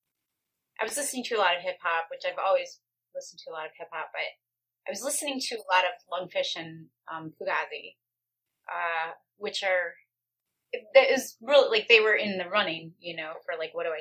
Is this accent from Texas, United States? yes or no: no; Detroit, Michigan, United States; also born or lived in Kalamazoo; I grew up in the Detroit area